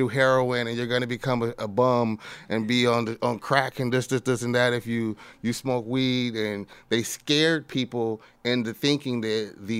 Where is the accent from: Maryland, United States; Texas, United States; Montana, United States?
Texas, United States; Austin; I'm from Austin.